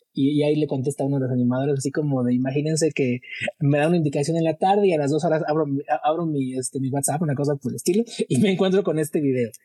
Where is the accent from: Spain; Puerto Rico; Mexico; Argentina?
Mexico; uno como mexicano